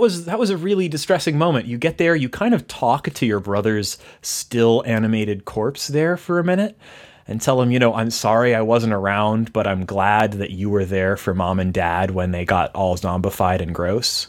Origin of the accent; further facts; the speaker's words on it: Texas, United States; I'm from Texas